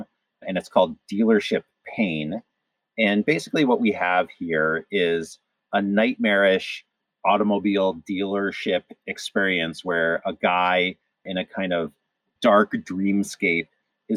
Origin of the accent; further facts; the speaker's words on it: Cleveland, Ohio, United States; moved away; I grew up partly in the Midwest, so I went to high school in Cleveland